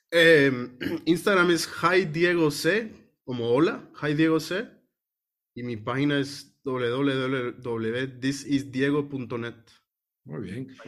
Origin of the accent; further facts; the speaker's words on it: Guatemala; nosotros que nacimos en Guate y crecimos en Guate y estamos rodeados de volcanes